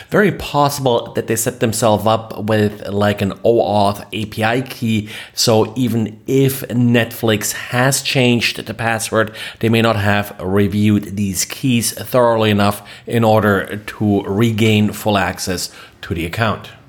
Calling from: Jacksonville, Florida, United States; I am recording from Jacksonville, Florida.

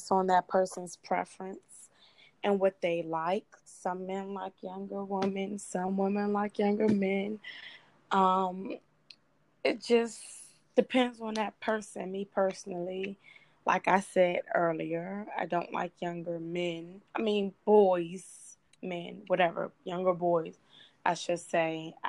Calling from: Suitland, Maryland, United States; I'm calling from Suitland.

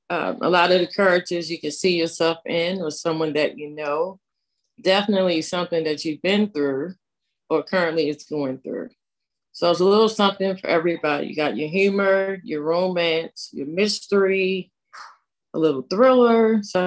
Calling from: Maryland, United States; Hello, everybody. … I'm coming from Maryland.

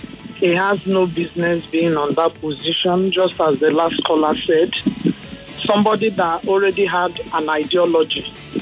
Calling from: Lagos, Nigeria; I'm calling you from Ikoyi.

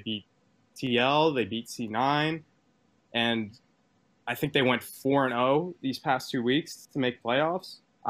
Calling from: New York City, New York, United States; I'm calling from New York City, New York.

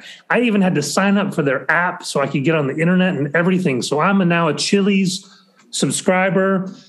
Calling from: Ithaca, New York, United States; I got to tell you, I'm calling in from Ithaca. This is a wonderful place.

